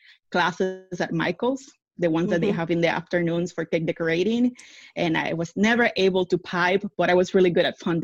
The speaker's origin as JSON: {"language": "English", "country": "Puerto Rico", "tie": "born or raised there", "also_born_or_lived": "Washington State", "moved": "as an adult", "lives_now": "Central Florida, United States", "said": "Born and raised in the island"}